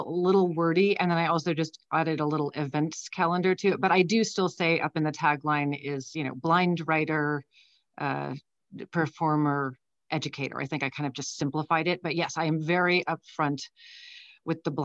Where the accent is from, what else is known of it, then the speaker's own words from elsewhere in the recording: San Francisco, California, United States; also born or lived in Brussels, Belgium; I grew up in San Francisco. So from the time I was like 3 and a half until I went to college, I was in San Francisco